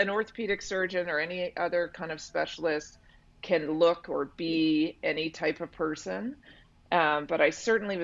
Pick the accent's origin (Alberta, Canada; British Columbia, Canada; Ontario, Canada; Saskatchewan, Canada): British Columbia, Canada; West Vancouver; I'm married to someone I've known my whole life and I grew up with in West Van.